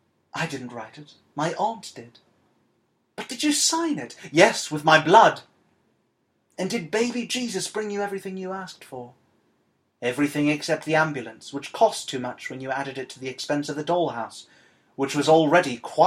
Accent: Argentina; accent: Argentinian; I can't really do it, so I'm going to speak in my native Argentinian accent.

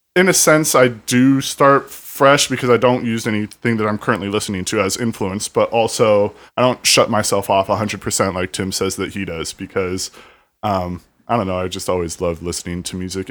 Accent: Lake Elsinore, California, United States; I grew up in, like, Elsinore

